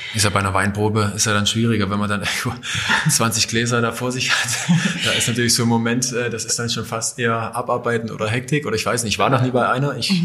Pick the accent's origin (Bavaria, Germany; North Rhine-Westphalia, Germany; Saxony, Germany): Saxony, Germany; Johanngeorgenstadt; also born or lived in Klingenthal; da, wo ich aufgewachsen bin in Johann-Georgenstadt